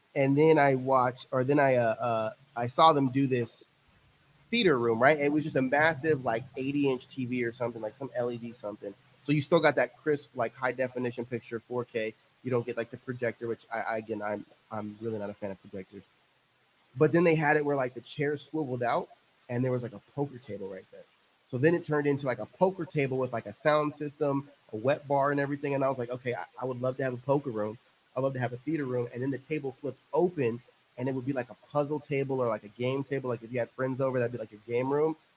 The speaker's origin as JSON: {"language": "English", "region": "central coast of California", "country": "United States", "tie": "born or raised there", "moved": "yes", "lives_now": "Texas, United States", "said": "I grew up central coast of California"}